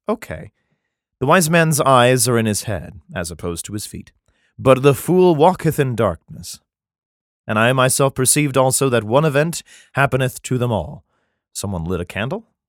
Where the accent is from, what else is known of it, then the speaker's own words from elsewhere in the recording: United States; I'm American